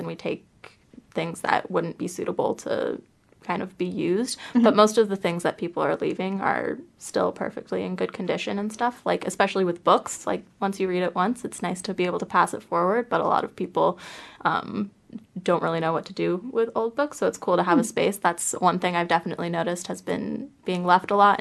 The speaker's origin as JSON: {"language": "English", "region": "Southern California", "country": "United States", "moved": "as an adult", "lives_now": "New Zealand", "said": "I'm from California, so Southern California is where my home base is"}